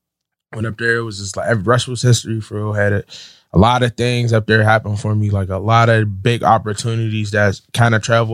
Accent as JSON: {"language": "English", "town": "Pittsburgh", "region": "Pennsylvania", "country": "United States", "said": "No, I'm from Pittsburgh. Yeah. Okay. I'm from Garfield."}